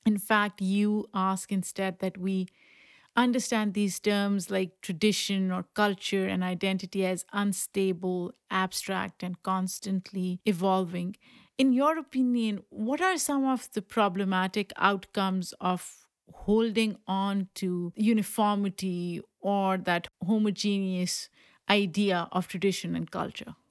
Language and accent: English; Pakistan; moved away; when I was growing up in Pakistan